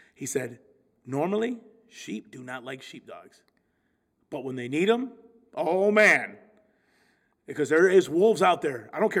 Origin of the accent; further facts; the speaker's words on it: Flint, Michigan, United States; We're Latinos from Flint Town.